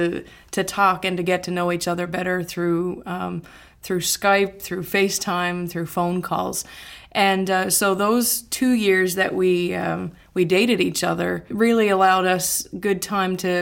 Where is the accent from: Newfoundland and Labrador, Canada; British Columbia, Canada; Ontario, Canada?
Newfoundland and Labrador, Canada; moved away as an adult; now in Sanford, United States; Growing up in Newfoundland, in Canada, it's a very inclusive culture.